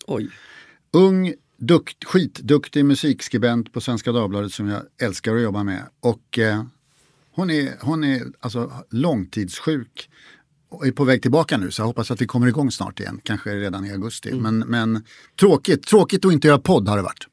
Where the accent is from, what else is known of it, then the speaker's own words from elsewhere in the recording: Stockholm, Stockholm County, Sweden; jag är uppvuxen i Stockholm